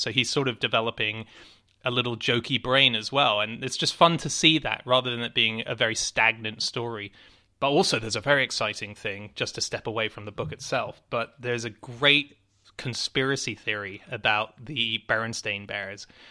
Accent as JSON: {"language": "English", "country": "Hong Kong", "tie": "born or raised there", "moved": "yes", "said": "I was born and raised in Hong Kong"}